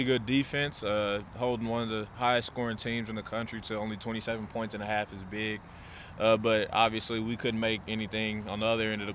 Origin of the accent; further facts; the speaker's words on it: Oklahoma, United States; moved away; I'm from Oklahoma